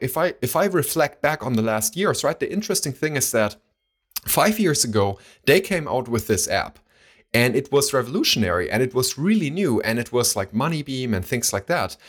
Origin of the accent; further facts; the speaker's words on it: Baunatal, Hesse, Germany; we still have accounts there. It's, it's a local bank, uh, from my hometown